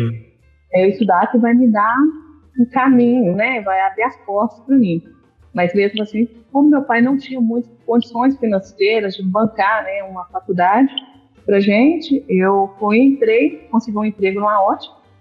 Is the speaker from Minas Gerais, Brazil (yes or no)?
yes; Governador Valadares, Minas Gerais, Brazil; Eu sou de Governador Valadares. Eu nasci em Governador Valadares, pela terra maravilhosamente quente